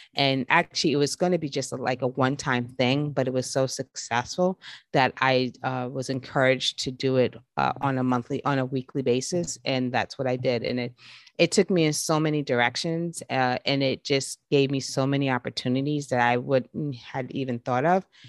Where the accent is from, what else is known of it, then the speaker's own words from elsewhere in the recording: New York, United States; me growing up in New York